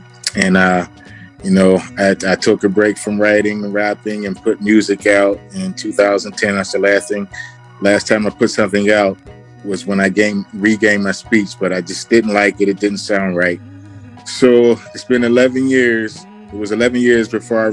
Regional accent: Pittsburgh, Pennsylvania, United States; I am from Pittsburgh, PA

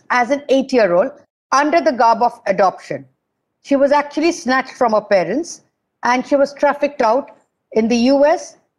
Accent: India; I'm an Indian. So it's very sad.

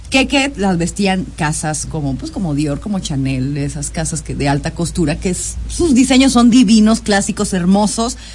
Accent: Mexico City, Mexico; born there; now in Jalisco, Mexico; sí, yo nací en la Ciudad de México, pero ahora vivo en Jalisco, ya tengo casi tres años viviendo en Jalisco

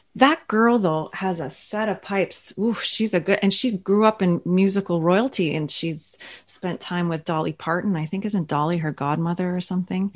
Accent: Ottawa, Ontario, Canada; also born or lived in Toronto; now in Thunder Bay, Canada; I'm originally from Ottawa

